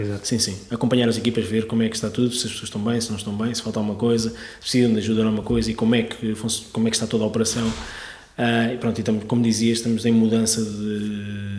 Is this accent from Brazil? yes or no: no; Sintra, Lisbon, Portugal; also born or lived in Algarve / London / Barcelona; now in Lisbon, Portugal; vivi toda a minha vida em Sintra, é? na, zona de Sintra.